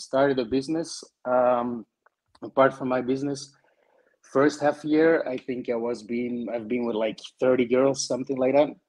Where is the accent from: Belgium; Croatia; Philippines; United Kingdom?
Belgium; I'm from Belgium, so north of Europe.